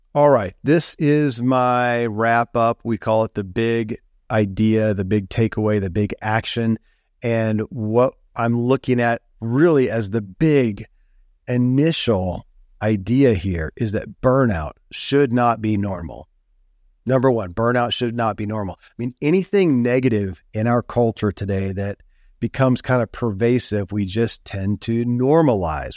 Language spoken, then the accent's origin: English; Kentucky, United States; born or raised there